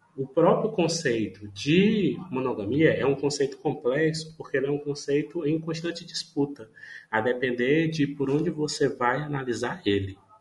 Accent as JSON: {"language": "Portuguese", "town": "Paracuru", "region": "Ceará", "country": "Brazil", "tie": "born or raised there", "also_born_or_lived": "Fortaleza", "said": "eu estou morando é, em Paracuru, que é, uma, é a minha cidade natal"}